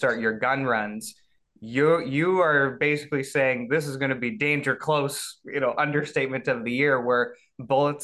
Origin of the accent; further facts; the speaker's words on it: Canada; I'm a Canadian